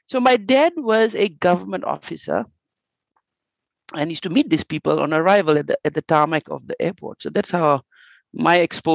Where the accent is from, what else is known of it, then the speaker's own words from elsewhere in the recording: Fiji; moved away as an adult; also born or lived in Australia / Malaysia / Singapore; now in Japan; I grew up in Fiji, loving the place. I educated in Australia, came back to Fiji